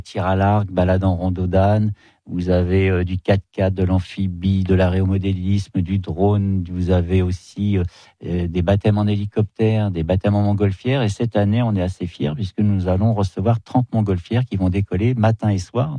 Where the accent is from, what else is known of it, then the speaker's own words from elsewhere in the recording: near Lohéac, Ille-et-Vilaine, Brittany, France; je suis pas de l'Oéac, mais je suis très près